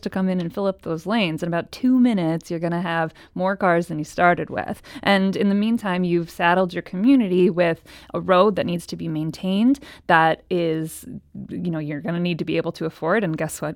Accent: Cleveland, Ohio, United States; moved away as an adult; now in St. Louis, United States; I'm from Cleveland, Ohio

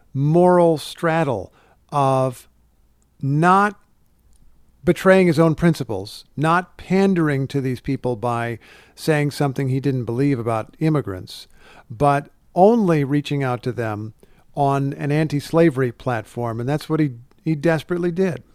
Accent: Indiana, United States; I was a kid growing up in Indiana

